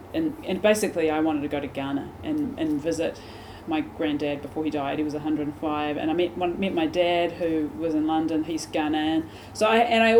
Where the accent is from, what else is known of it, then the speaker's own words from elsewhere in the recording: Christchurch, Canterbury, New Zealand; moved away as an adult; also born or lived in Wellington; my hometown, which is Christchurch